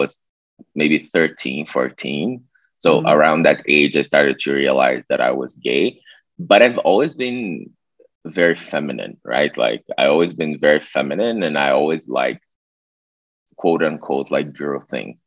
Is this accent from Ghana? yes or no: no; Brazil; moved away as an adult; also born or lived in Budapest, Hungary / Mexico; I'm Brazilian. I'm from a city kind of close to Rio, like 200 kilometers.